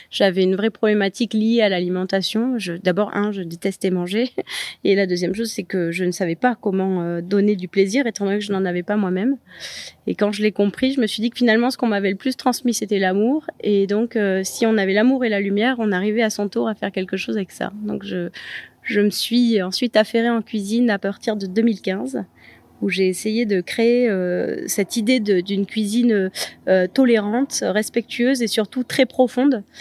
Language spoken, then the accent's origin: French; Lourmarin, Provence-Alpes-Côte d'Azur, France; J'ai été élevée à Lourmarin dans un village où tout le monde était très bienveillant, avait envie de transmettre bah, justement la culture potagère, l'agriculture.